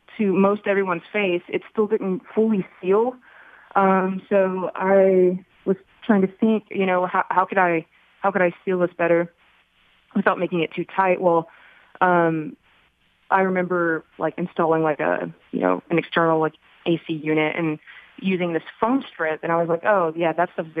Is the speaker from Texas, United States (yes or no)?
yes; Beaumont, Texas, United States; I was actually born and raised in Beaumont, and I do reside in Beaumont